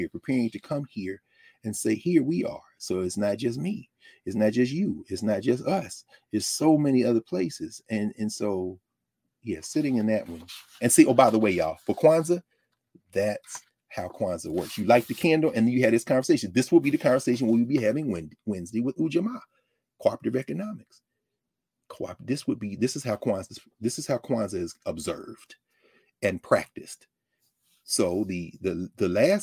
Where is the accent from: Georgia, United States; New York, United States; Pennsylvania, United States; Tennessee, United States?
Tennessee, United States; Nashville; many of us, myself included, growing up in Nashville, Tennessee